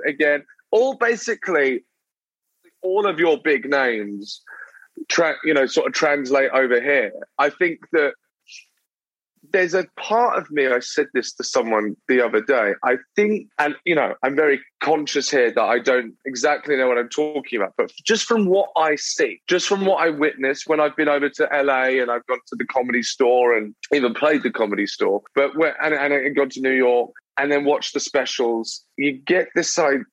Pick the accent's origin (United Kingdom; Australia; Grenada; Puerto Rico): United Kingdom; Brighton, South East England; moved away as an adult; now in London, United Kingdom; So I I'm born in London, but then I moved to a a small town. Uh, it's not that small, but a smaller town uh, on the um, on the south coast called Brighton